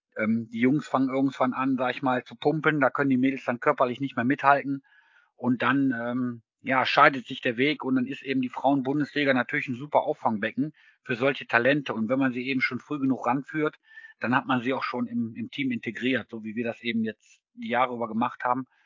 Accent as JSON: {"language": "German", "town": "Solingen", "region": "North Rhine-Westphalia", "country": "Germany", "moved": "as an adult", "lives_now": "Mannheim, Germany", "said": "Ich selber komme aus Solingen zwischen Köln und Düsseldorf"}